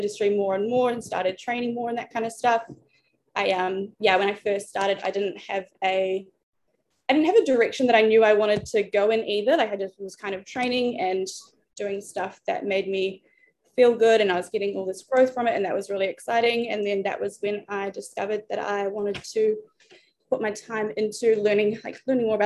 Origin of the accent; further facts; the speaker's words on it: New Zealand; moved away as an adult; now in Australia; I was born in New Zealand